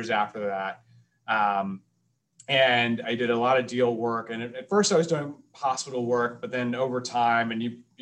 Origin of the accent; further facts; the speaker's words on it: Atlanta, Georgia, United States; I'm originally from Atlanta, Georgia